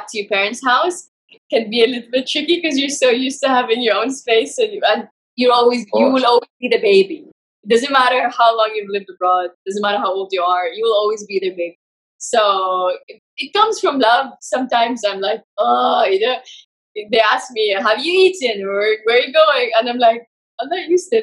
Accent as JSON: {"language": "English", "country": "Saudi Arabia", "tie": "born or raised there", "moved": "as an adult", "lives_now": "Dubai, United Arab Emirates", "said": "So I'm in my parents' house in Saudi Arabia, my hometown. I usually live in Dubai"}